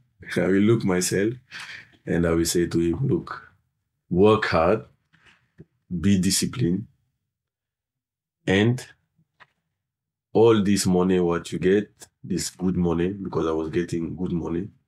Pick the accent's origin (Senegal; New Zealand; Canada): Senegal; English is a second language; of course, I'm originally from Senegal